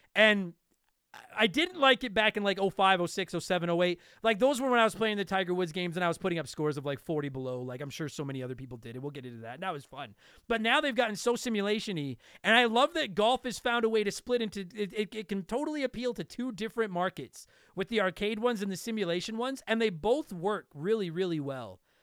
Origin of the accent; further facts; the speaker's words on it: Canada; I'm Canadian